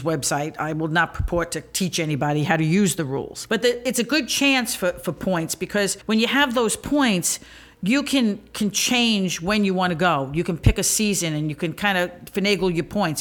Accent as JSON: {"language": "English", "town": "New York City", "region": "New York", "country": "United States", "tie": "born or raised there", "said": "I grew up near Coney Island"}